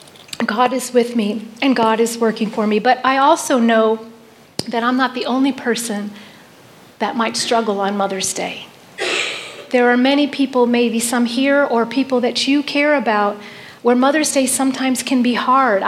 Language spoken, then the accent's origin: English; New York City, New York, United States; in July 1967, I was born in Manhattan Hospital